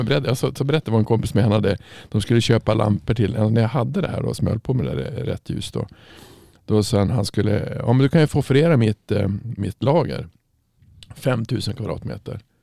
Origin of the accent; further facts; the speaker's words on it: Norrland, Sweden; moved away; när jag växte upp så alltså i Norrland är det ju inte så jädra ljust